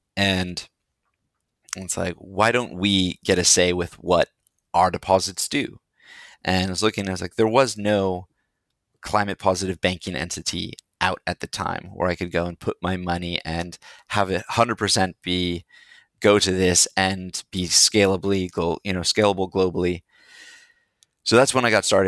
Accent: India; moved away; also born or lived in Seattle, Washington, United States; I was born in India, named by a monk in India

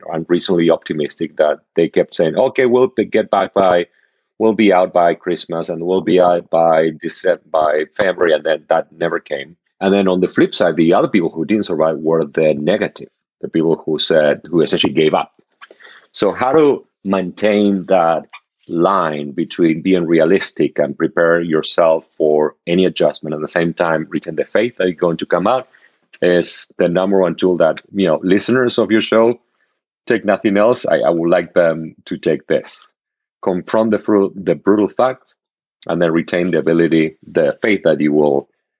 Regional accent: Argentina; moved away; I grew up in Argentina

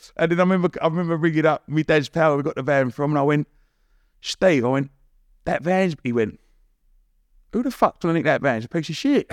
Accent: Romford, London, United Kingdom; I grew up in Romford

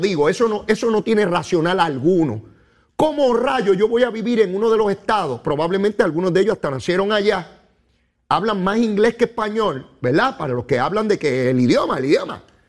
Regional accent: Puerto Rico; yo soy puertorriqueño

